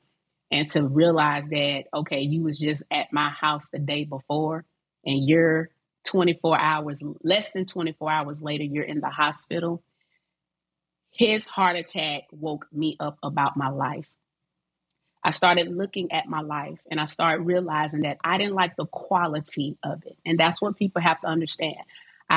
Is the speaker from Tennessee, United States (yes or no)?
no; Decatur, Georgia, United States; also born or lived in Atlanta; I'm from Atlanta, raised in Decatur